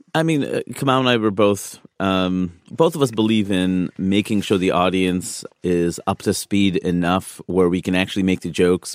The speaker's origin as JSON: {"language": "English", "region": "East Coast", "country": "United States", "said": "I'm from the East Coast"}